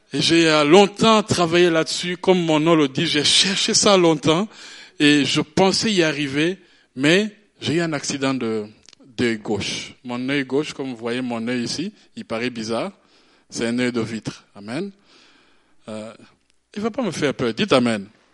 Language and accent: French; Burundi; je suis né au Burundi, c'est un petit pays en Afrique